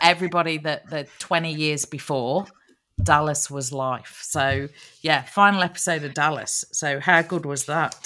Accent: Nottingham, East Midlands, United Kingdom; Nottingham is my hometown

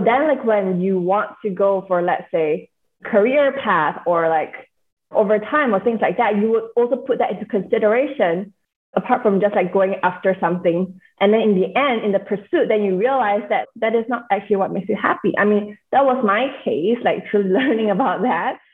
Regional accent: Singapore; now in United States; I am born and raised in Singapore. I'm currently living in the States.

